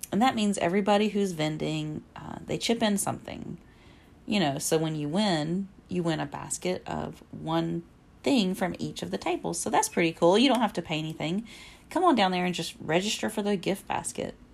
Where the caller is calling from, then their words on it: Alabama, United States; I am podcasting from Alabama.